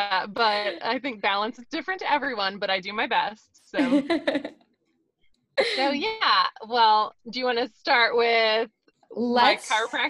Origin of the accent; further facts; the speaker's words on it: Ohio, United States; moved away as an adult; also born or lived in California / Georgia; So I was born in California, but I spent most of my childhood in Ohio. So my mom raised myself and my two older brothers. And then I went to college in Ohio.